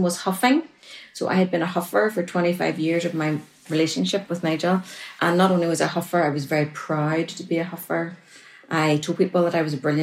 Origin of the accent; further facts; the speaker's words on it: Northern Ireland, United Kingdom; I'm from Northern Ireland because they'll have to adjust to my accent